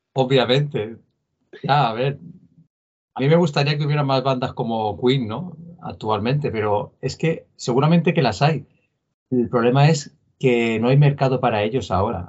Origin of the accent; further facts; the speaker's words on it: Palma, Balearic Islands, Spain; somos de Palma de Mallorca